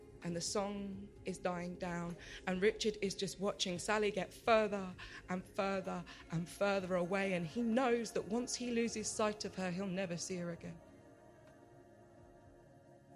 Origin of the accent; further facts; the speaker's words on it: Watford, East of England, United Kingdom; now in Birmingham, United Kingdom; I grew up in Watford